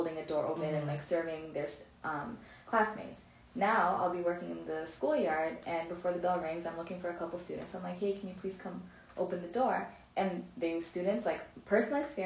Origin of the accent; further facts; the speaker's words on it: Ontario, Canada; I grew up in Canada, in Ontario